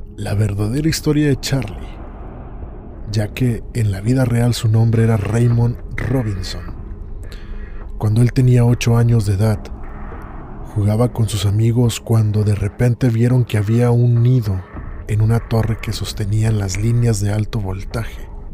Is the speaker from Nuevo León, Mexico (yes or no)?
yes; Monterrey, Nuevo León, Mexico; Aún en México, mi ciudad natal Monterrey